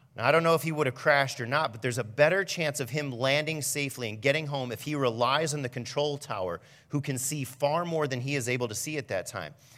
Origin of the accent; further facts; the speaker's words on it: Fremont, United States; I grew up in Fremont